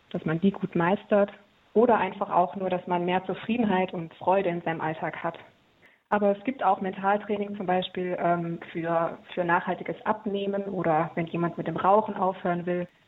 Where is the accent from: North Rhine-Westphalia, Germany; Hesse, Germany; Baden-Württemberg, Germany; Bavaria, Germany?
Baden-Württemberg, Germany; Heilbronn; ich äh, komme aus Heilbronn, das ist im Großraum Stuttgart